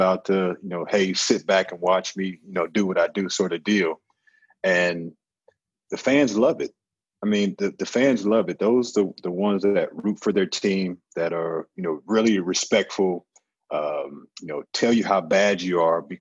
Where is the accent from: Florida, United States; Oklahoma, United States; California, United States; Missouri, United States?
Missouri, United States; St. Louis; I'm obviously from St. Louis